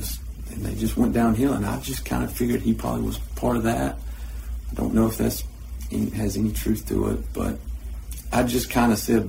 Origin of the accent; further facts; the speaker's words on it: Irwin County, Georgia, United States; I grew up in Erwin County since the second grade.